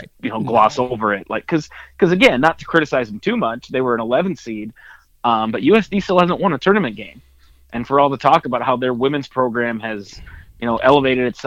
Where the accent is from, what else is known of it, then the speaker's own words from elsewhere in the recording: South Dakota, United States; I'm from South Dakota